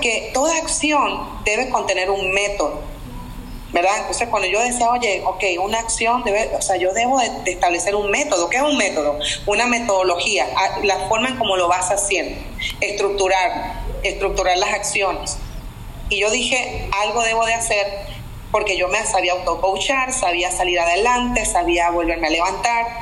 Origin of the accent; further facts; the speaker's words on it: Venezuela; moved away as an adult; now in North Carolina, United States; vengo de Venezuela, así como me dijiste, soy venezolana, vivo en Estados Unidos hace más de veinte años.